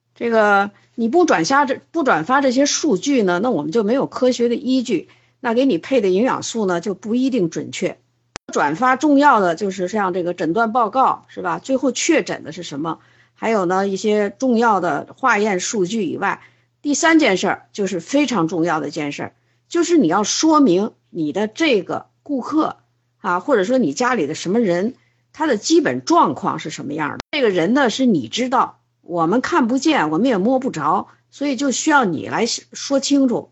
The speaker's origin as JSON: {"language": "Chinese", "country": "China", "said": "这是我们中国人吃的三大动物型的肉"}